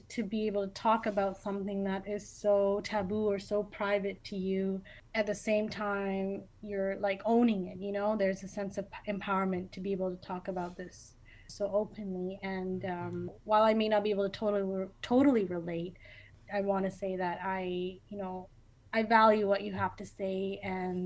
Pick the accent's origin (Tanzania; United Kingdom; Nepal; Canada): Canada; I was born and raised here